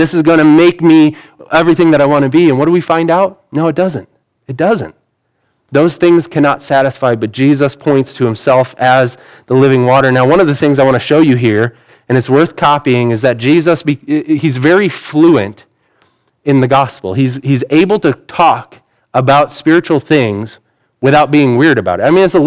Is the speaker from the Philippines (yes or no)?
no; United States; Most of us aren't fluent in other languages because we're American